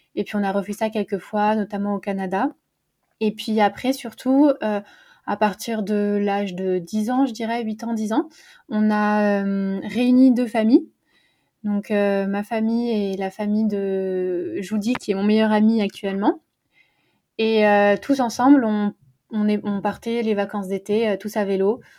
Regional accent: Paris, Île-de-France, France; j'habite à Paris. Euh, d'ailleurs, je suis née à Paris, donc une vraie Parisienne.

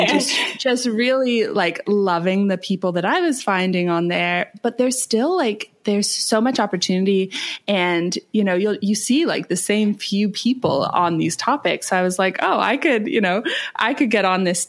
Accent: Canada; moved away as an adult; now in Bali, Indonesia; I'm from Canada.

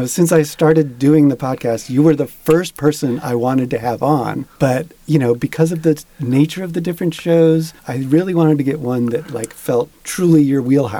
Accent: Richmond, Virginia, United States; moved away; high school kids from Richmond, Virginia, of all places, my hometown.

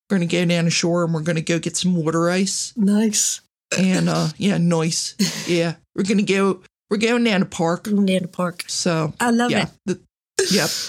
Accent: Philadelphia, Pennsylvania, United States; accent: Philadelphia; I was born in Philadelphia. I moved around a bit. And like a lot of people in Philadelphia, I watch a lot of uh, WHYY, which is our local NPR station.

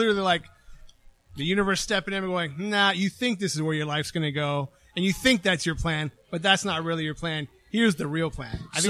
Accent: Palm Springs, California, United States; also born or lived in San Diego; Palm Springs, California. Went to Palm Springs High.

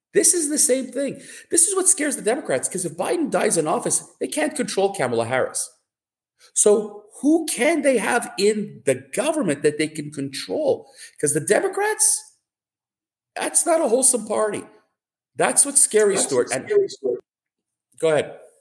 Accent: Canada; as a Canadian

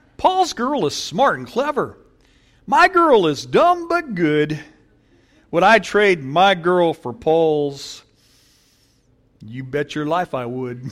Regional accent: Paramount, California, United States; I grew up in Paramount

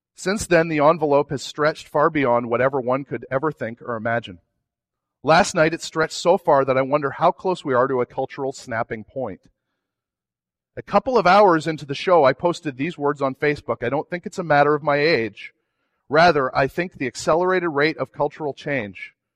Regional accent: New England, United States; I'm from New England

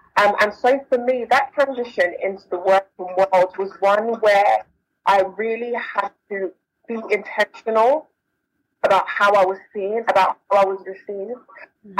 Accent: London, United Kingdom; I was born, born and raised in London, um, South London

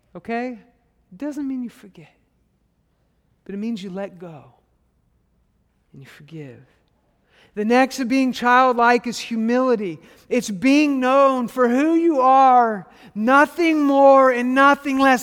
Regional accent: Arkansas, United States; I'm from Arkansas

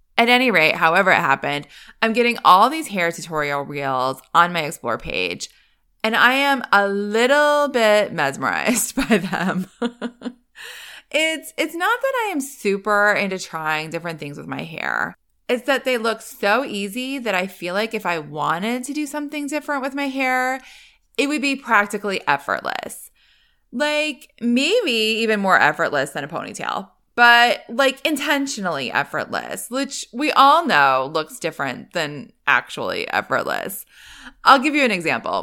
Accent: East Coast, United States; moved away; I grew up on the East Coast.

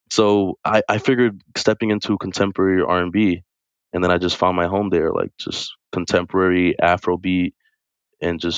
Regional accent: Brooklyn, New York, United States; also born or lived in Pennsylvania / Bronx; Yeah, most of my life, yeah, moved moved around Pennsylvania, Bronx, uh, Brooklyn.

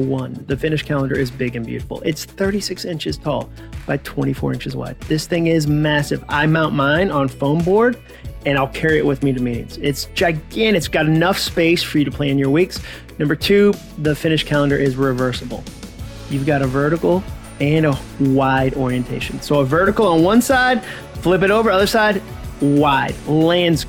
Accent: Massachusetts, United States; I grew up in Massachusetts, so I use the word wicked occasionally instead of the word very

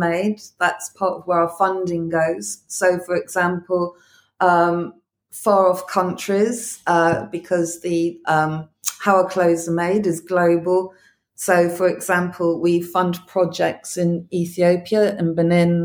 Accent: Clevedon, South West England, United Kingdom; I come from the West Country, a little seaside town where not much happens

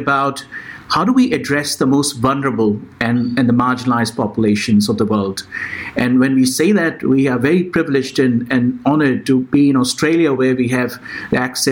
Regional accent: India; moved away; I was born in India, and we had very limited resources

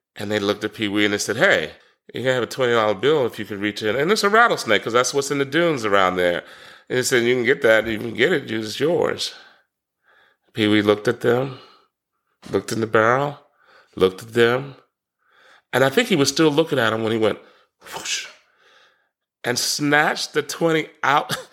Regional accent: Washington, District of Columbia, United States; moved away as an adult; also born or lived in Durham, North Carolina / Chapel Hill, North Carolina / Tybee Island, Georgia; born and raised in Washington, D C, so I'm a city kid

